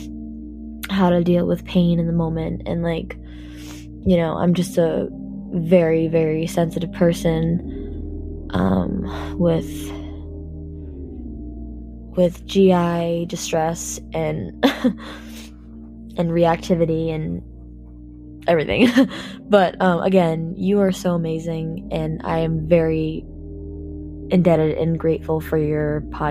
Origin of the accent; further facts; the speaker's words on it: Massachusetts, United States; I'm from Massachusetts